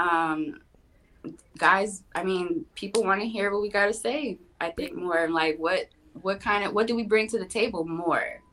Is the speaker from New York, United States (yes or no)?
no; Los Angeles, California, United States; born and raised in Los Angeles, Kaiser Hospital on Sunset